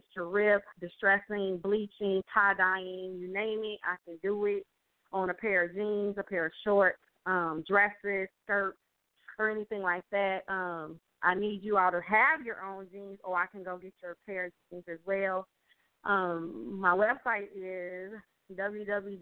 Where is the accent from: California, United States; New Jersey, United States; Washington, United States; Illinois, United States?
Illinois, United States; Chicago; I'm from Chicago